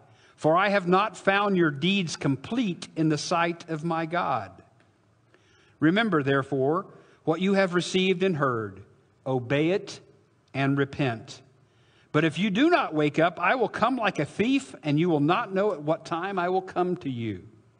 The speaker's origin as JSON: {"language": "English", "region": "southern Illinois", "country": "United States", "said": "I'm from southern Illinois"}